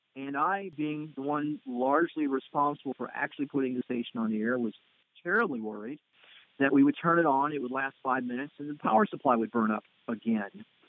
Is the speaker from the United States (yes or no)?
yes; United States; as being an American tourist